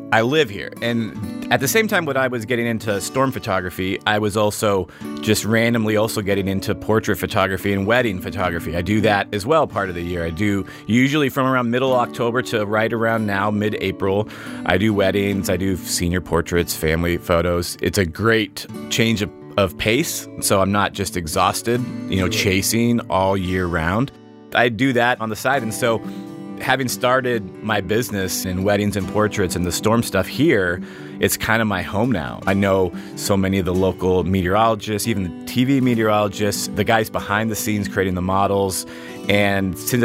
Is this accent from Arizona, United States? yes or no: yes; Arizona, United States; I grew up here, born and raised in Arizona.